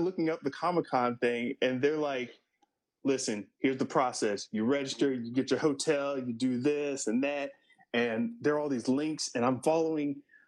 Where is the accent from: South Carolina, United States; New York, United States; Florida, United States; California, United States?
Florida, United States; also born or lived in New Orleans, Louisiana; now in San Diego, United States; I was raised in Florida, born in New Orleans